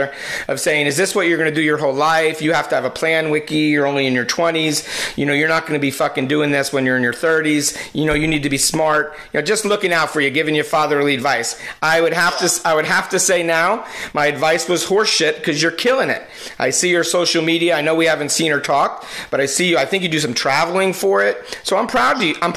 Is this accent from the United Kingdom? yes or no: no; New Jersey, United States; accent: New Jersey; my New Jersey accent